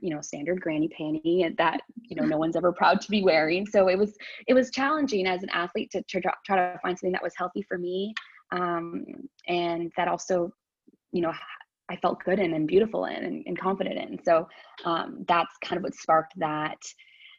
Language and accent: English; Ottawa, Ontario, Canada; I am from Ottawa, born and raised here, went to school here, Ottawa U